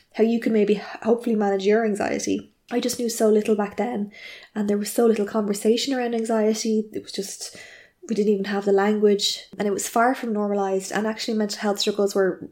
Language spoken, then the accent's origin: English; Ireland; I'm an Irish journalist